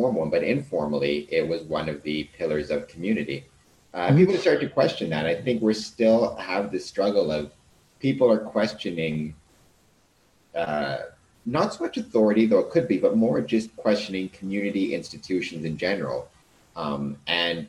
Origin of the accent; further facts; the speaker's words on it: Canada; we're Canadian